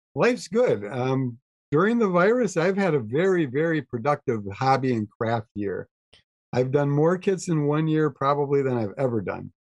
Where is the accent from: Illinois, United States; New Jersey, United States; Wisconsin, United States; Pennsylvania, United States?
Wisconsin, United States; Fall Creek; I grew up in Fall Creek, Wisconsin